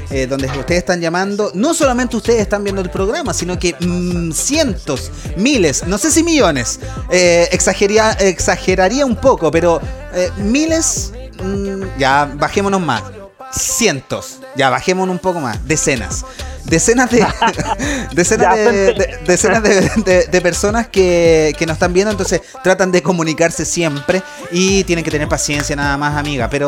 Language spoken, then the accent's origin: Spanish; Puente Alto, Santiago Metropolitan Region, Chile; Soy de Puente